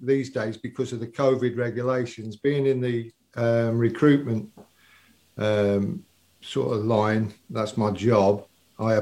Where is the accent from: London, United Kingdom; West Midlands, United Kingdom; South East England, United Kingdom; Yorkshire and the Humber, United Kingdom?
West Midlands, United Kingdom; Tamworth; from the estate that I was brought up in Tamworth